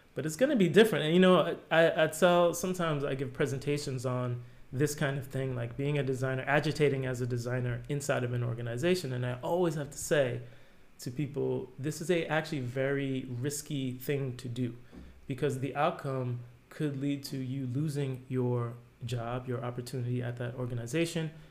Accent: New Jersey, United States; moved away as an adult; now in Amsterdam, Netherlands; I grew up in New Jersey, like a suburb of New York.

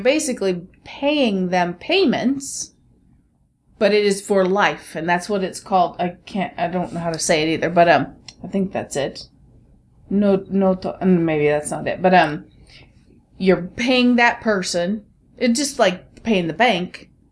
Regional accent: United States; I'm American

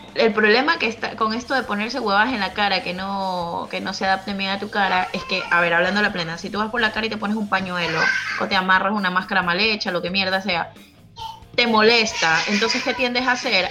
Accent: Ecuador; moved away; mi país

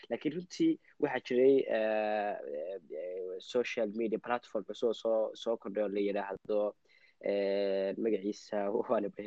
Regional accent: Yemen; now in Linköping, Sweden; anigu waxaa ku dhashay meel carbeed baan ku dhashay gaar ahaan waxaa ku dhashay waddanka la yidhaahdo Eh, yeman ayaa ku dhashay ah, waxaan kasoo guuray ah, wixii ka dambeeyey labada kun iyo lixdii

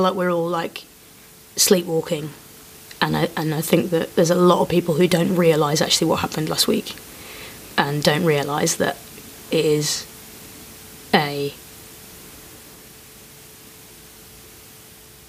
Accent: Leicester, East Midlands, United Kingdom; I grew up in Leicester

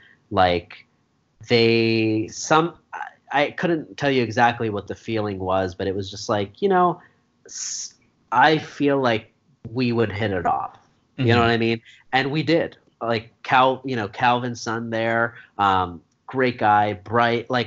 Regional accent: Eagleville, Pennsylvania, United States; now in Philadelphia, United States; I grew up in Eagleville.

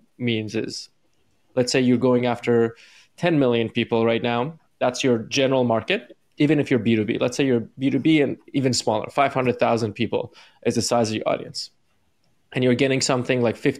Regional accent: Iran; moved away; because I'm like from the East, I'm from Iran

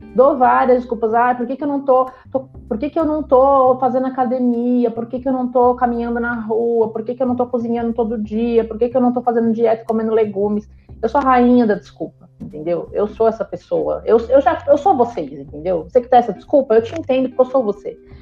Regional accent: São Bernardo do Campo, São Paulo, Brazil; Eu nunca saí de São Bernardo

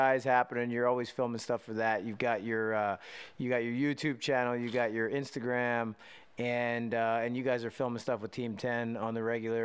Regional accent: Westchester, United States; moved away; I lived on Walnut Street in Westchester.

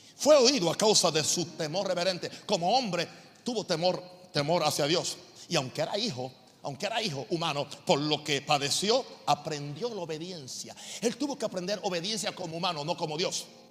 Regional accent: United States; now in Panama; yo sigo siendo norteamericano

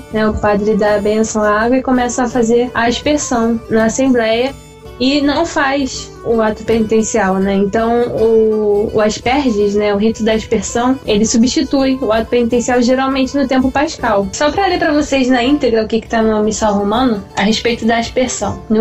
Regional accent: Rio de Janeiro, Brazil; sou do Rio de Janeiro.

